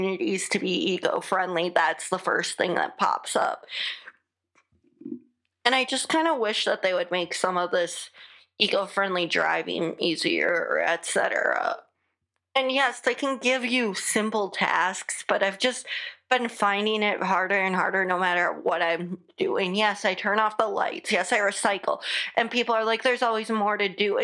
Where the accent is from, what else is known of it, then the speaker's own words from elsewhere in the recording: United States; accent: American; my American accent